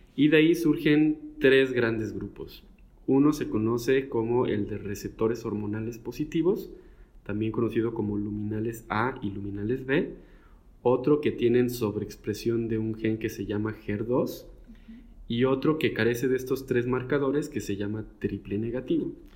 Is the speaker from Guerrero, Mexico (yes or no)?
no; Guadalajara, Jalisco, Mexico; now in Monterrey, Mexico; yo de hecho soy originario de Guadalajara, pero pues el, viento me trajo al norte.